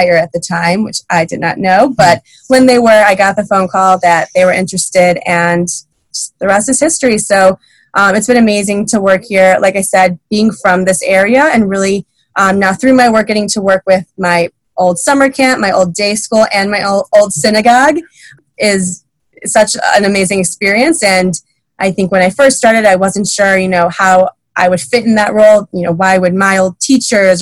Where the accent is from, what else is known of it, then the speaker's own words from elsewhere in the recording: West Bloomfield, Michigan, United States; I'm born and raised in Michigan. I grew up in West Bloomfield